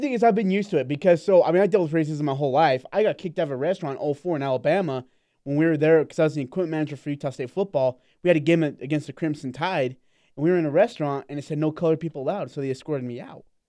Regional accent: India; moved away; I'm from India

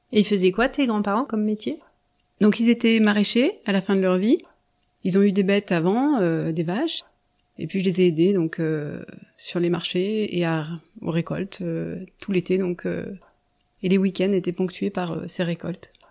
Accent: Haute-Savoie, near Annecy, Auvergne-Rhône-Alpes, France; now in La Tronche, France; j'ai grandi dans un hameau isolé d'un village euh, en Haute-Savoie, pas loin d'Annecy. Une montagnarde Tout à fait, dans les montagnes, au pied des montagnes et, loin de tout, loin du bruit de la ville.

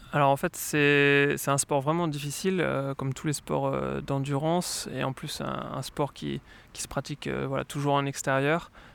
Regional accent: Lyon, Auvergne-Rhône-Alpes, France; moved away as an adult; now in Sweden; je viens de Lyon

